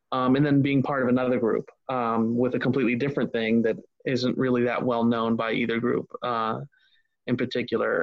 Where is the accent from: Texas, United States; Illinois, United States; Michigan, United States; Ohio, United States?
Ohio, United States; I grew up in Ohio